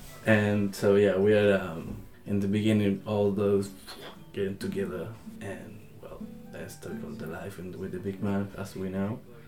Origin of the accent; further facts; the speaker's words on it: Viña del Mar, Valparaíso, Chile; English is a second language; I'm from Chile, Viña del Mar, Valparaíso, la quinta región, mi hogar. This is my home, really, really beautiful place.